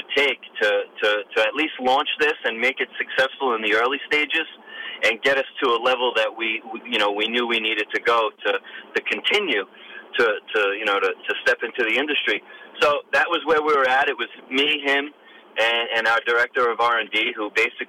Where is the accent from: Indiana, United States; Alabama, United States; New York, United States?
New York, United States; I'm from New York